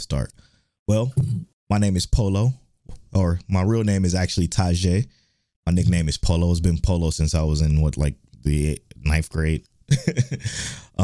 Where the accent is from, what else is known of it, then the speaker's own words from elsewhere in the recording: Cleveland, Ohio, United States; moved away as an adult; now in Houston, United States; I was born in Cleveland, Ohio. I'm from Cleveland, Ohio